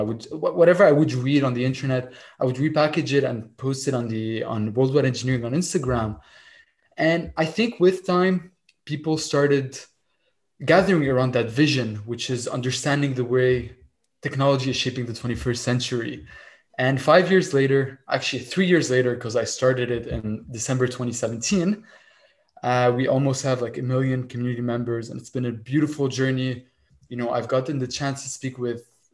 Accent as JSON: {"language": "English", "country": "Lebanon", "tie": "born or raised there", "moved": "as an adult", "lives_now": "Montreal, Canada", "said": "I kind of immigrated from Lebanon, moved to Montreal to pursue my engineering studies. And all my life, I grew up in Lebanon as a child"}